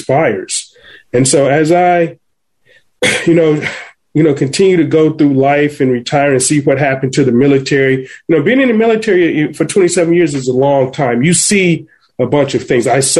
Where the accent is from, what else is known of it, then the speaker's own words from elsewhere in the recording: Cleveland, Ohio, United States; moved away as an adult; now in Virginia, United States; Born and raised in Cleveland, Ohio